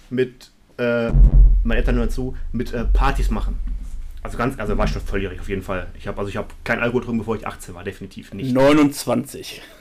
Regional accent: North Rhine-Westphalia, Germany; Und ich komme aus dem Rand des Ruhrgebiets, quasi letzte Festung gegenüber dem Sauerland. Ähm, da bin ich aufgewachsen.

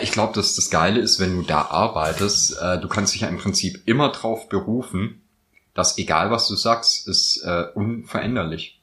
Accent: Swabia, Baden-Württemberg, Germany; moved away; also born or lived in Northern Germany; als Schwabe ist mir natürlich auch das Gell in die Wiege gelegt

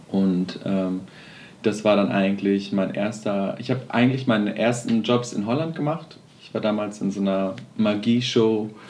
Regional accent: Witten, North Rhine-Westphalia, Germany; also born or lived in Amsterdam; ich komme aus Witten.

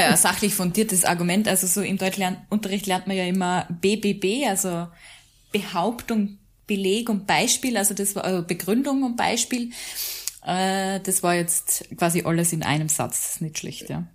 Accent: Mühlviertel, Upper Austria, Austria; now in Salzburg, Austria; ich komme eigentlich aus Mühlviertel ursprünglich

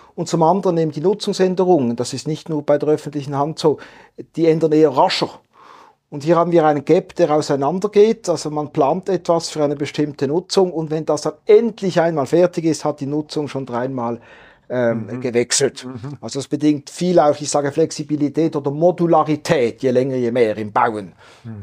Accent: Basel, Basel-Stadt, Switzerland; Basel tickt anders, war ja mal ein offizieller Slogan meiner Heimatstadt

